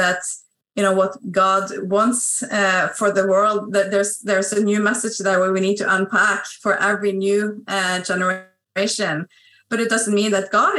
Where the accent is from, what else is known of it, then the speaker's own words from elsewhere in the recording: Norway; also born or lived in Stavanger, Norway; I'm a Salvationist from Norway. I live on the west coast of Norway